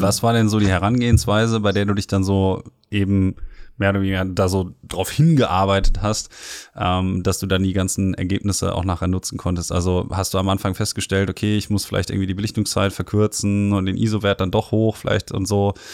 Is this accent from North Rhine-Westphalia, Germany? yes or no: yes; Ruhr area, North Rhine-Westphalia, Germany; ich komme ja aus dem Ruhrgebiet